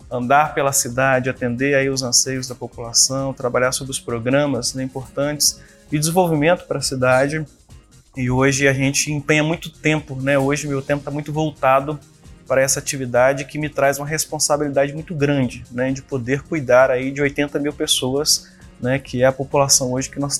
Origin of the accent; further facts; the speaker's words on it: Viana, Espírito Santo, Brazil; eu nasci em Viana, né? Fui criado aqui, minha família toda é da cidade, minha família constituiu né, comércio aqui na cidade, família de comerciantes. Né? Hoje todos vivem aqui na cidade de Viana, inclusive eu